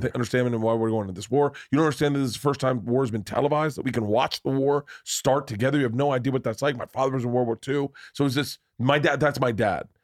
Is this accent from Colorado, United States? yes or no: no; Florida, United States; I'm from Florida.